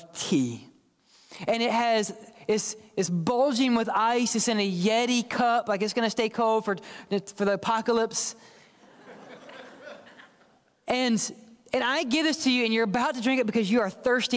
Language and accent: English; the South, United States; I'm from the South, raised in the South